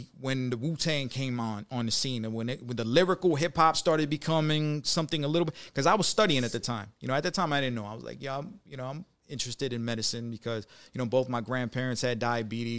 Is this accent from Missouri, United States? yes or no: no; Detroit, Michigan, United States; now in Las Vegas, United States; I'm from Detroit. So born and raised in Detroit.